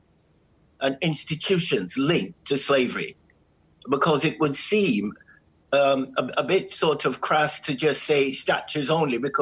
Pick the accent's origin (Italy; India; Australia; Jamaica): Jamaica; now in United Kingdom; I'm from Jamaica